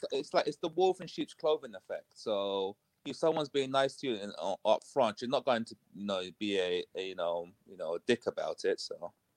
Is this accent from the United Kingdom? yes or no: yes; United Kingdom; accent: UK; You can probably tell from my accent I'm coming from the U K, so it's about eight o'clock in the morning here